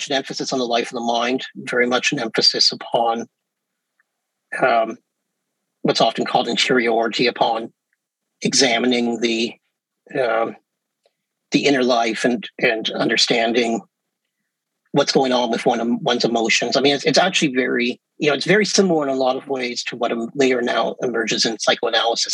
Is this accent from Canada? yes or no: yes; Canada; I'm Canadian